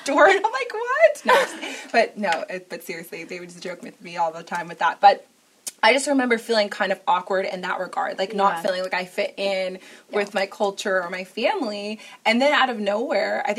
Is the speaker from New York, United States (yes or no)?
yes; New York, United States; growing up in New York, and also, too, like, I'm half Puerto Rican